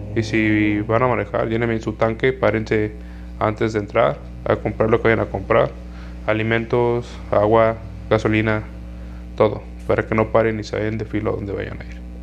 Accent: Jalisco, Mexico; de aquí de mi ciudad, de aquí de donde yo soy, de aquí de Jalisco

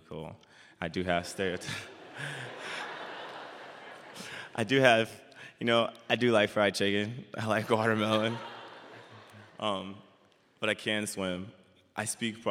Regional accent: Dallas, Texas, United States; moved away as an adult; now in Sioux Center, United States; from Dallas, Texas

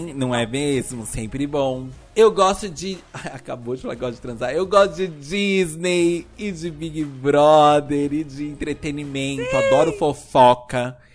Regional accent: São Paulo, Brazil; Eu sou de São Paulo.

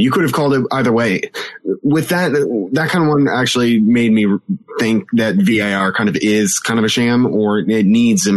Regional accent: Central Ohio, United States; moved away as an adult; also born or lived in Cleveland, Ohio; now in Erie, United States; I'm currently home for winter break at the moment, and I'm in Central Ohio

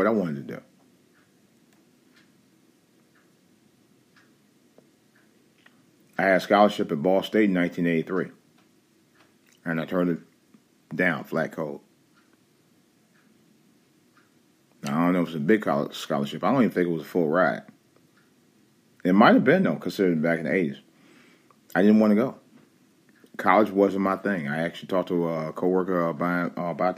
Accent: Cleveland, Ohio, United States; moved away as an adult; I left Cleveland, Ohio.

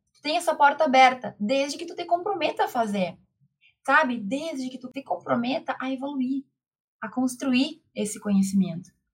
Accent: Rio Grande do Sul, Brazil; moved away as an adult; also born or lived in Santa Maria; now in Santa Catarina, Brazil; Eu sou gaúcha, moro... Hoje não moro mais lá no Rio Grande do Sul, moro em Santa Catarina

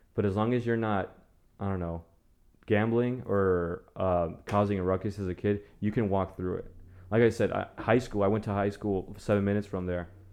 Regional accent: Las Vegas, Nevada, United States; first language Spanish; English is a second language; now in Waco, United States; I'm from Vegas

